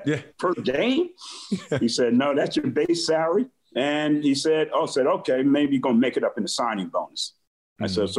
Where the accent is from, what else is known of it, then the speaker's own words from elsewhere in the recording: South River, New Jersey, United States; I come from South River High School in New Jersey, and it was a big deal to play for football for South River High School.